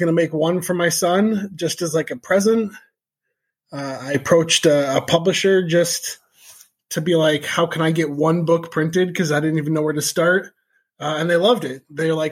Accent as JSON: {"language": "English", "town": "Chicago", "region": "Illinois", "country": "United States", "tie": "born or raised there", "also_born_or_lived": "Colorado", "moved": "as an adult", "lives_now": "Jefferson, Wisconsin, United States", "said": "I grew up outside of Chicago"}